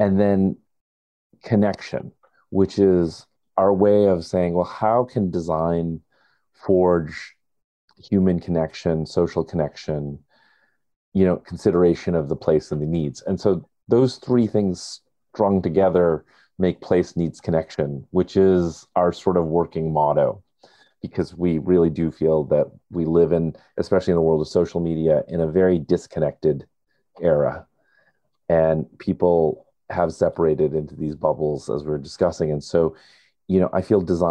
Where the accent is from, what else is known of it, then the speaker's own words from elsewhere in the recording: India; now in United States; identifying as an Indian or an American is the fact that I identify as an immigrant.